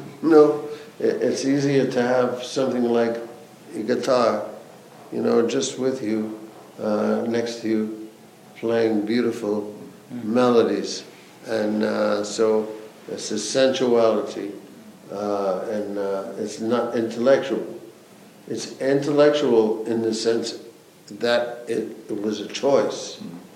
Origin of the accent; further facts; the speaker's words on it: United States; as an American